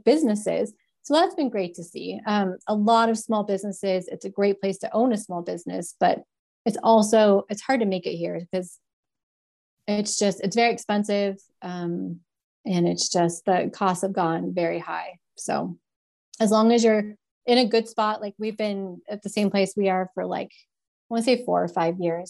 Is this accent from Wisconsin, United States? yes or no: no; Bozeman, Montana, United States; also born or lived in Atlanta, Georgia; I moved up here when I was 10. So I've been here for 27 years.